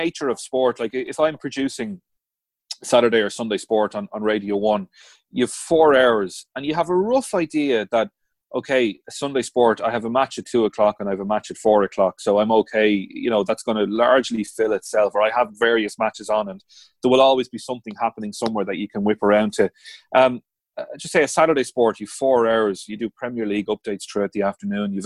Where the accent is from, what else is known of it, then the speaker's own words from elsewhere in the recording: Dublin, Leinster, Ireland; I grew up in Dublin, born and bred in Dublin